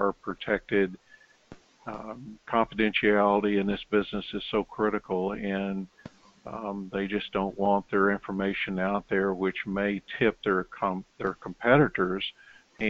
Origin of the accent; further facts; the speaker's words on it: Knoxville, Tennessee, United States; moved away as an adult; also born or lived in Topeka, Kansas / Baton Rouge, Louisiana / Pueblo, Colorado / Corpus Christi, Texas; As you can tell from my accent, I'm originally from Knoxville, Tennessee